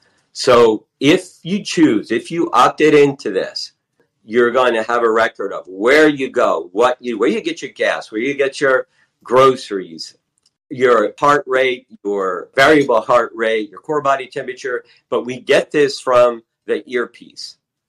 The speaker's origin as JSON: {"language": "English", "region": "Nevada", "country": "United States", "tie": "born there", "said": "You know, I was born on Nellis Air Force Base, you know, Area 51 in 1957"}